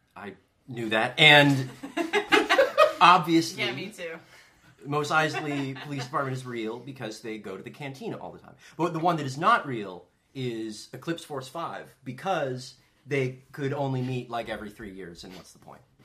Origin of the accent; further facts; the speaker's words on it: Southern California, United States; I, I grew up in Southern California.